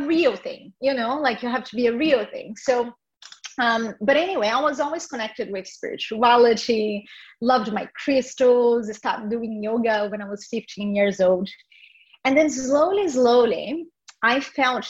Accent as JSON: {"language": "English", "country": "Brazil", "tie": "born or raised there", "said": "I was born in Brazil"}